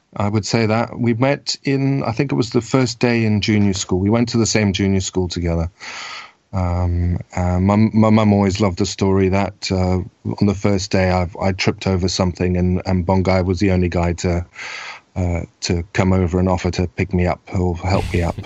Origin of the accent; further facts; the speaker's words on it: Zimbabwe; also born or lived in South Africa; now in Scotland, United Kingdom; I was born in Zimbabwe to uh, parents who were from um, from from Europe